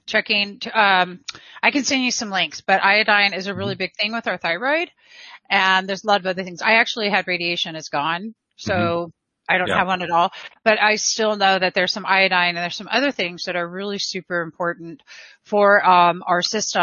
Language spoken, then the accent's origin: English; Southern California, United States; I am from Southern California